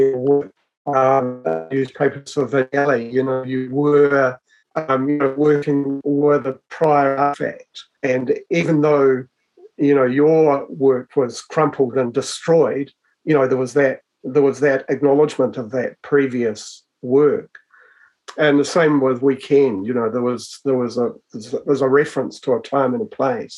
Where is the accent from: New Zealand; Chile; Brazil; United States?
New Zealand; Hutt Valley, Wellington; I was born and raised in the Hutt Valley